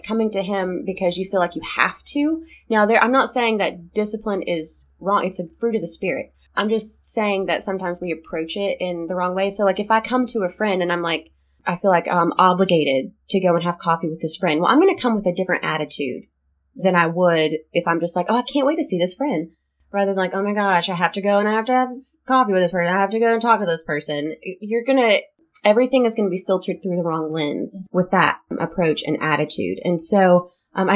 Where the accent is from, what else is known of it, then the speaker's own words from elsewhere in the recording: the Bible Belt, United States; growing up in the Bible Belt